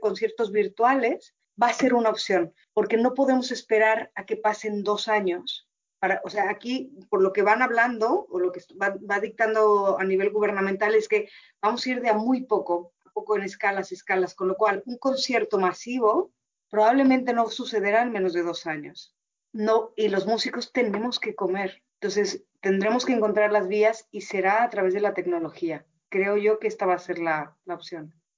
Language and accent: Spanish; Mexico; Uno como mexicano